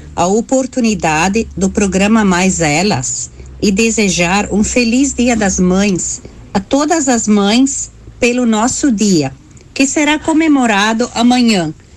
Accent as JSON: {"language": "Portuguese", "town": "Imigrante", "region": "Rio Grande do Sul", "country": "Brazil", "said": "eu sou do município de Imigrante"}